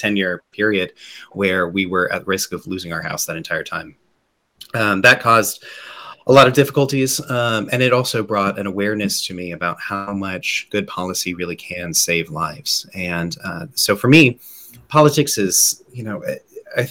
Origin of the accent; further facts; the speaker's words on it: Central Texas, United States; I grew up here in Central Texas. I'm a lifelong Texan.